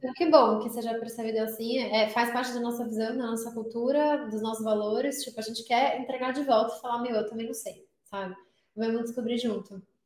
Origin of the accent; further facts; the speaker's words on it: São Paulo, Brazil; moved away as an adult; now in United States; Eu sou de São Paulo